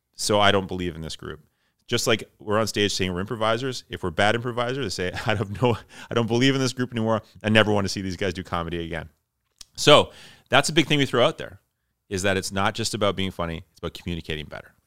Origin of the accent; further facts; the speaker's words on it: Flin Flon, Manitoba, Canada; moved away; also born or lived in Toronto / Georgetown / Winnipeg; I am originally from Flin Flon, Manitoba, which is northern Manitoba